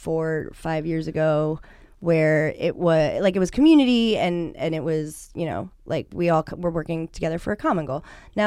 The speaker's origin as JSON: {"language": "English", "region": "East Coast", "country": "United States", "moved": "yes", "lives_now": "California, United States", "said": "we're from the East Side, we're from the East Coast."}